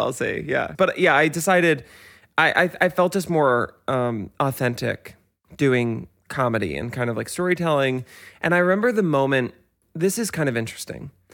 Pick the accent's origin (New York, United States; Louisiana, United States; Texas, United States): New York, United States; Westchester; I grew up in Westchester, so e, all of my friends' parents take the Metro North into work